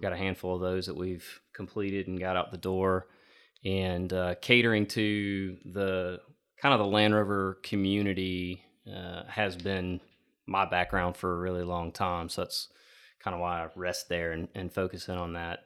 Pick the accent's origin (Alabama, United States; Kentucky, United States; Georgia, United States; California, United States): Georgia, United States; Growing up in Georgia, uh, hunting on our property down there